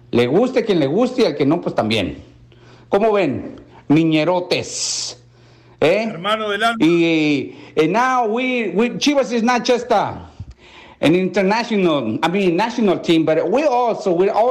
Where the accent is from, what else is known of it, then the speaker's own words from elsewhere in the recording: Mexico; Porque soy mexicano.